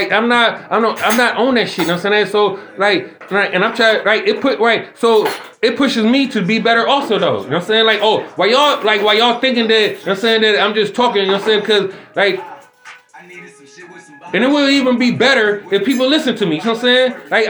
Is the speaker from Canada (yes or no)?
no; Jamaica; I'm a Jamaican around this bitch.